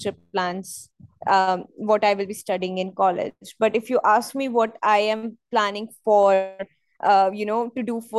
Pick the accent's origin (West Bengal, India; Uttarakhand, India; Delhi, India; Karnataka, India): Delhi, India; New Delhi; I'm from New Delhi and we have a lot of museums here